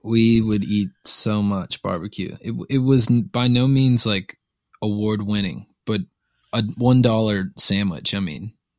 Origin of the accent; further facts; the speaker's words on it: Lawrenceville, Georgia, United States; moved away as an adult; now in Nashville, United States; I was born a little outside of Atlanta, just northeast of Atlanta, a town called Lawrenceville. Um, I would, I was there, I was born there, and I was there until I was eighteen years old.